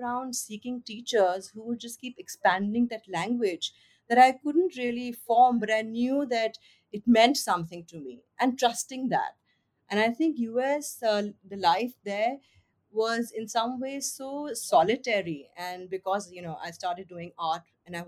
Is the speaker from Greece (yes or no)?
no; Lucknow, Uttar Pradesh, India; I'm from Lucknow